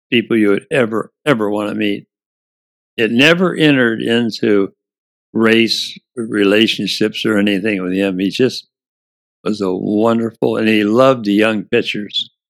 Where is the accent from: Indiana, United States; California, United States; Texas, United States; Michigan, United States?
Indiana, United States; Lafayette; I grew up in Lafayette, Indiana, we had three colored black Americans in our class.